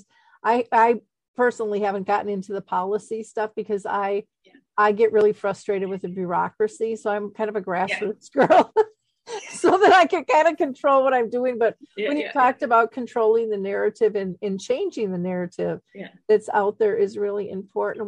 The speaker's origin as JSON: {"language": "English", "region": "Minnesota", "country": "United States", "tie": "born or raised there", "said": "I grew up in Minnesota in the U.S."}